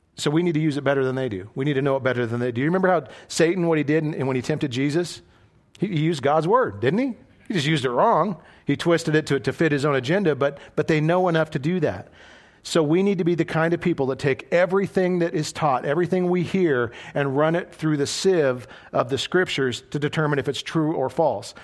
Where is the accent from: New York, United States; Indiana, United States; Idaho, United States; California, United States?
Idaho, United States; moved away as an adult; I was a boy from Idaho